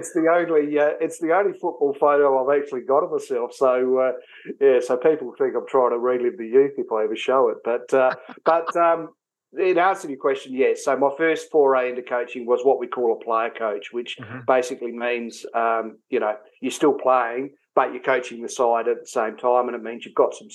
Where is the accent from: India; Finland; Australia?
Australia; Gawler, South Australia; also born or lived in Mount Gambier, South Australia; So I'm from Adelaide originally, or from Baller, which is just out of Adelaide. And I played my senior footy there at a fairly young age. And I left Baller at the age of 19 or 20.